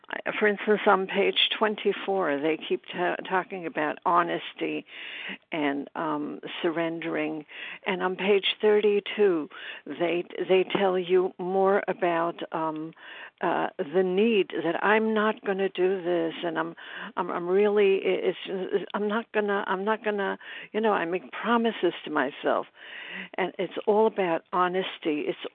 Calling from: Brooklyn, New York, United States; recovered and grateful in Brooklyn, New York.

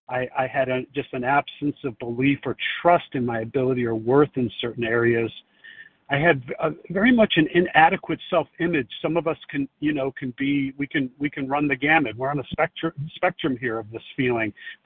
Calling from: Chicago, Illinois, United States; Yeah, I guess I'm in Chicago, but I'm on the side of a highway here to pull over to do this safely.

